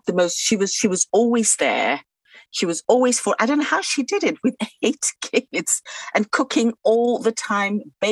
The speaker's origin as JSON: {"language": "English", "town": "Takoradi", "region": "Western Region", "country": "Ghana", "tie": "born or raised there", "moved": "yes", "lives_now": "England", "said": "I grew up in Ghana in a place called Takoradi, right along the beautiful Atlantic coast"}